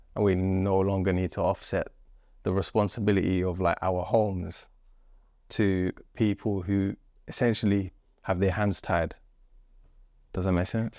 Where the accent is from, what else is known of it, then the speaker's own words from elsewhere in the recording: Wembley, London, United Kingdom; also born or lived in Chalk Estate; I grew up with my formative years, my teenage years, um, next to a construction site in Wembley